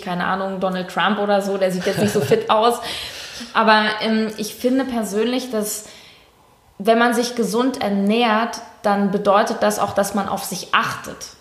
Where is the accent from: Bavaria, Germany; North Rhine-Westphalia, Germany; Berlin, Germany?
Berlin, Germany; ich äh, lebe in Berlin, bin auch Berlinerin